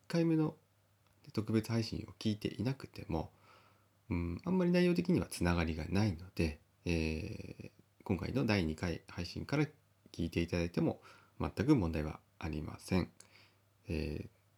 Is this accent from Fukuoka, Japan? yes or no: no; Kita-Uonuma area, Niigata, Japan; 私はあの北魚沼地方で、えー、同じ魚沼の方でも、まあ、若干地方が違うんですけども